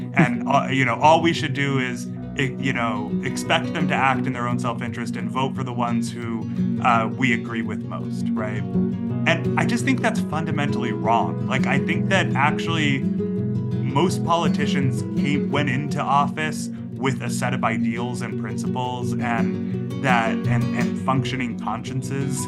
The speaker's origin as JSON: {"language": "English", "region": "Massachusetts", "country": "United States", "tie": "born or raised there", "said": "I grew up in Massachusetts."}